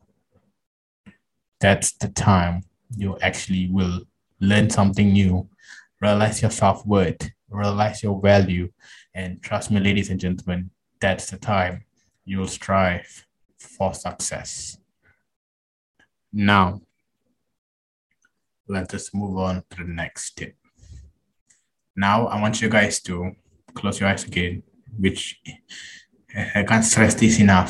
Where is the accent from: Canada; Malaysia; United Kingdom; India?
Malaysia; I'm Malaysian